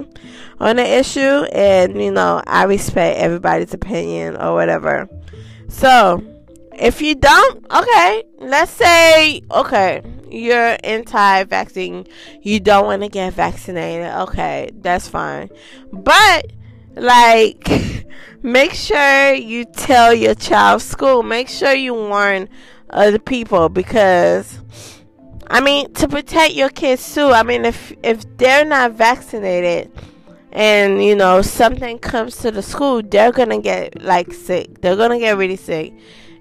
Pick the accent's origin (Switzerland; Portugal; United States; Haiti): Haiti; I was born in Haiti. Yes, I was.